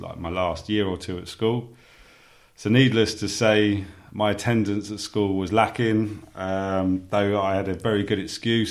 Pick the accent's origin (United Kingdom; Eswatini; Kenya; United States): United Kingdom; Sussex, South East England; born and raised in Sussex, I was brought up on a council estate